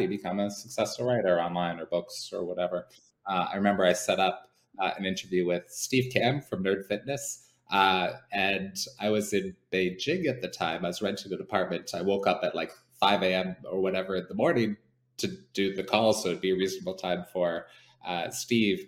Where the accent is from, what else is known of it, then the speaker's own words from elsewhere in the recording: Canada; moved away; as a Canadian